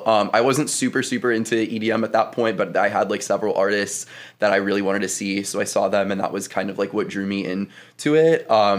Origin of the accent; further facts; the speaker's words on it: Carmel, Indiana, United States; moved away as an adult; also born or lived in Bloomington, Indiana; now in Chicago, United States; I am from Carmel, Indiana, which is a suburb like 20 minutes north of Indy. I've lived there my entire life, just been a Midwestern Indiana boy.